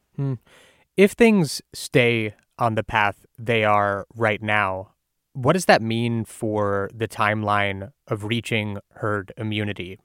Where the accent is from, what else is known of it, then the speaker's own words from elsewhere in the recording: Ohio, United States; my home state of Ohio